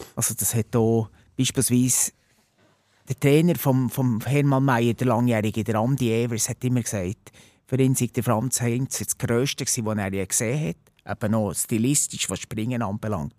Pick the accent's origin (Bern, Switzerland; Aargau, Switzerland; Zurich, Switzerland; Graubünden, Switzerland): Bern, Switzerland; Bernese Oberland, Switzerland; gebürtiger Berner Oberländer